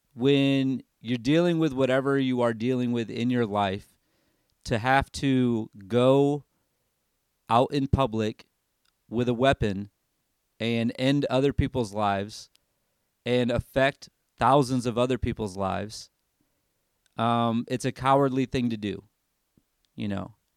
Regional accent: Michigan, United States; moved away as an adult; now in Tennessee, United States; I grew up in Michigan

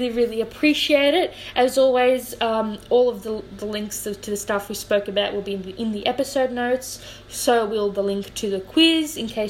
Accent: Australia; I'm an Australian, right? I was born here, parents were born here, grandparents have been here longer than they've been anywhere else

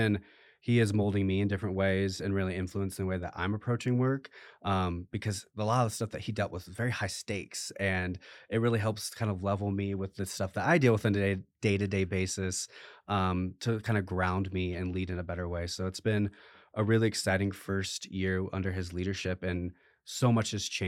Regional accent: Iowa, United States; I came from the Midwest in the state of Iowa, started at the Food Bank of Iowa there for a few years

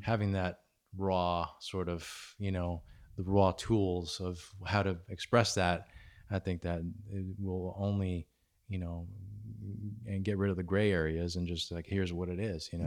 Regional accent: New York, United States; moved away; I'm originally from New York

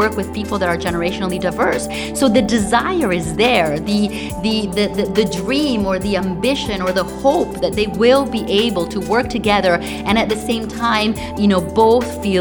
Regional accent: Italy; moved away; also born or lived in United States; I grew up in Italy

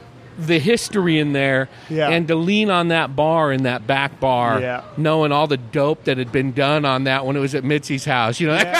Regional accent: California, United States; And I told him, I'm from the Bay Area. I just had to see this wall.

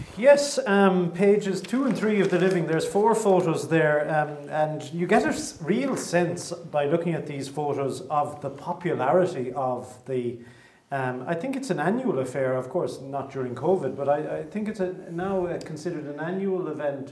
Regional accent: Ireland; as Irish people

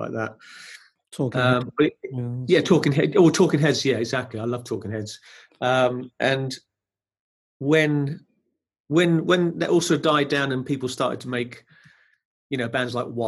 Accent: Brighton, South East England, United Kingdom; I was brought up in Brighton, so I had a bohemian-type sort of environment. I was living in Brighton.

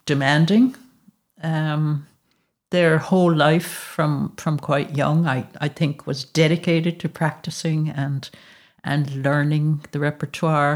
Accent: United States; moved away as an adult; now in Galway, Ireland; I grew up in America

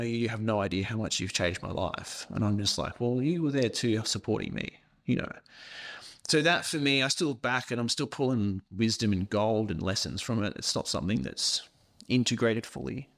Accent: Australia; accent: thick Scottish accent; also born or lived in Scotland; I moved from Scotland to Australia

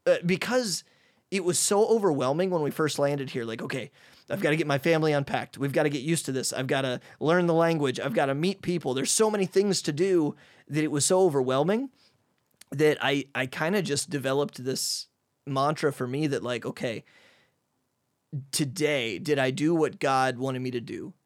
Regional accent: Midwest, United States; moved away as an adult; now in Hungary; I'm from the Midwest, and even though I'm kind of a private guy, I'm still an extrovert, and I'm a Midwest guy

